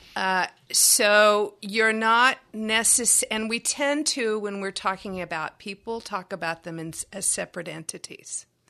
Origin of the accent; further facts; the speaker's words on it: Texas, United States; I'm from Texas